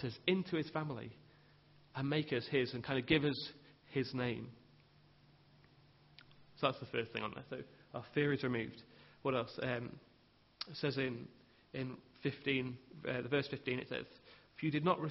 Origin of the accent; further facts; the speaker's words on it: England, United Kingdom; as English people